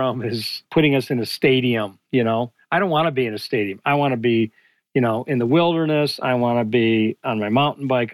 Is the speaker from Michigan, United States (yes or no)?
yes; Detroit, Michigan, United States; I grew up in Detroit.